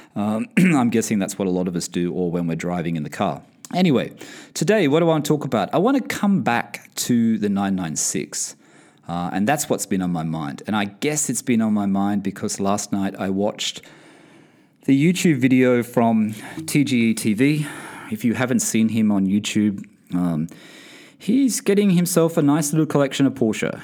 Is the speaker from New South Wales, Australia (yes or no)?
yes; Sydney, New South Wales, Australia; now in United Kingdom; I am originally from Sydney, Australia